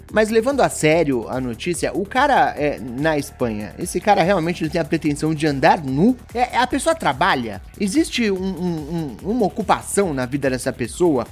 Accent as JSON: {"language": "Portuguese", "region": "São Paulo", "country": "Brazil", "said": "Sendo paulista"}